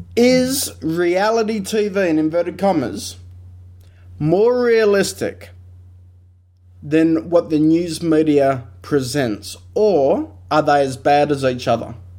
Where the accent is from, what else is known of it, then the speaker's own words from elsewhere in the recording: Australia; we're very Australian